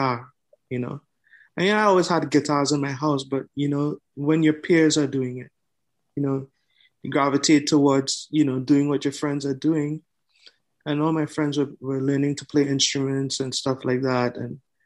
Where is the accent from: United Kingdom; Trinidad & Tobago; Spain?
Trinidad & Tobago; also born or lived in Canada; now in Toronto, Canada; I was born in Canada, but I grew up in the Caribbean, Trinidad and Tobago to be exact